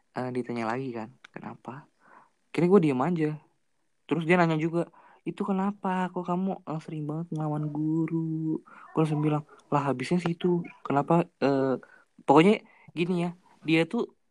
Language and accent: Indonesian; Bandung, West Java, Indonesia; Gua juga anak Bandung